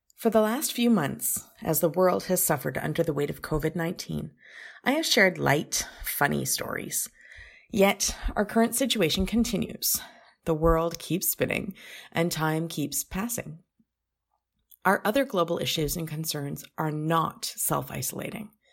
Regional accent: Canada; as a Canadian

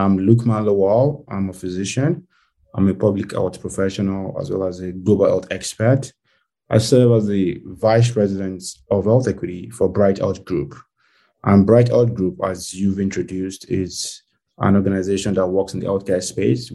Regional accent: Nigeria; moved away as an adult; now in United States; I was born and raised in Nigeria, which is a West African country

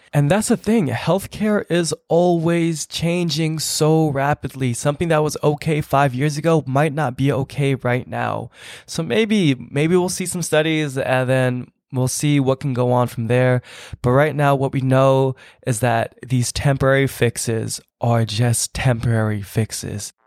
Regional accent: Bay Area, California, United States; I'm from the Bay Area

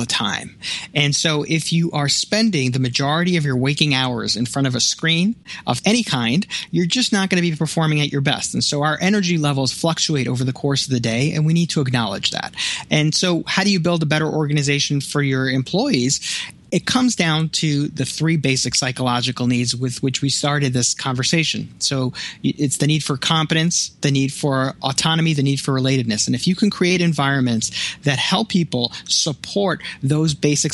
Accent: New York City, New York, United States; now in Buffalo, United States; I grew up in Brooklyn

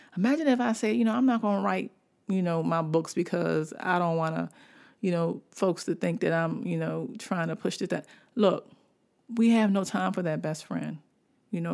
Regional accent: Washington, District of Columbia, United States; also born or lived in Baltimore; I'm from Washington, D C. Washington, D C is where I was born, and Baltimore is, is where my heart got pumped with the love of writing

